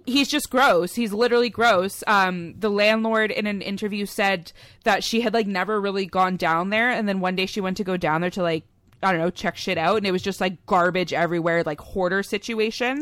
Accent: near Oshawa, Ontario, Canada; really close to where we live slash grew up in, uh, in good old Oshawa, Ontario

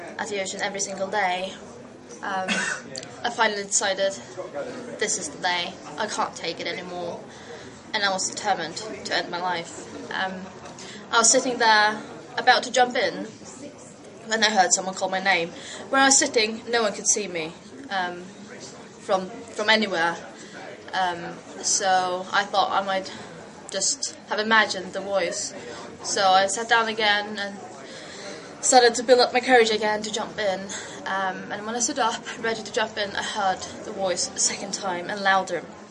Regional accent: Faroe Islands; I'm from the Faroe Islands, which is up north between Iceland and Scotland.

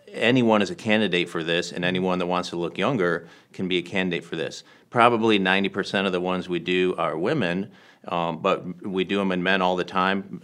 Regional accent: Michigan, United States; moved away as an adult; also born or lived in Washington, D.C.; now in Southern California, United States; I grew up in Michigan

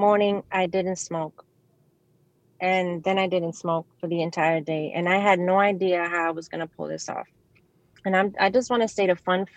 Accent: New York City, New York, United States; I grew up in the Bronx.

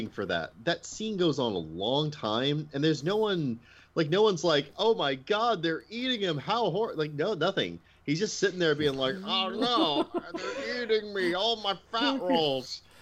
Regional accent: Midwest, United States; I'm from the Midwest

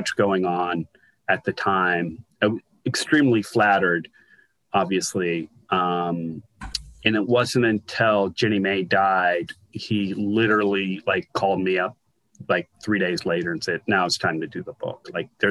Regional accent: Athens, Ohio, United States; also born or lived in Columbus, Ohio; I had moved there when I was 14 from Athens, Ohio, which is a college town

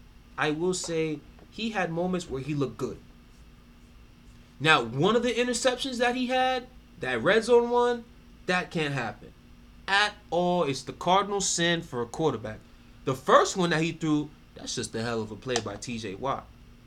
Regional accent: New York, United States; I'm a New Yorker too.

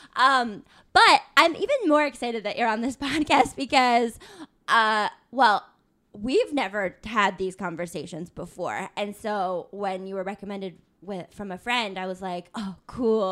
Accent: Tucson, Arizona, United States; I'm from Tucson, Arizona, and we had the rodeo every year

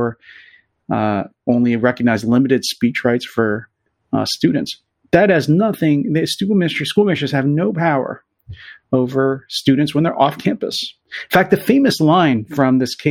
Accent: Pennsylvania, United States; I'm from Pennsylvania

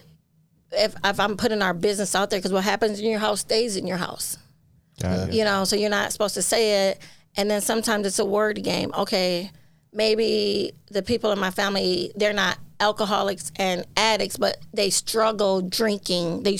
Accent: St. Paul, Minnesota, United States; I'm born and raised in St. Paul

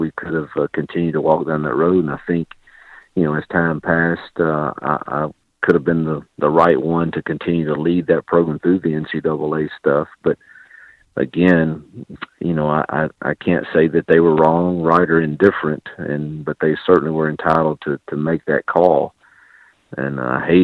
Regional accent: Mississippi, United States; moved away as an adult; now in Lynchburg, United States; in my home state with people I love and care about

